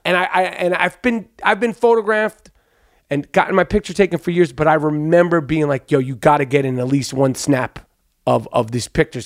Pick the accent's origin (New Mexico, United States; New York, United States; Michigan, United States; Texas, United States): New York, United States; accent: New York; my New York accent